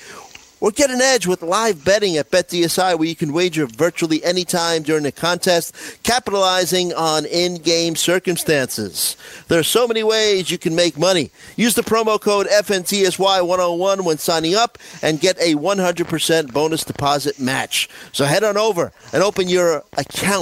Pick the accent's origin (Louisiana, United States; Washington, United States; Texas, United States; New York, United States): New York, United States; New York City; I'm from Staten Island.